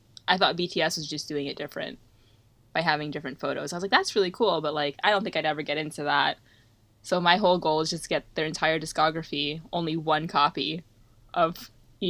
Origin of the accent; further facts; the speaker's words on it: Michigan, United States; which is our state. We're from Michigan.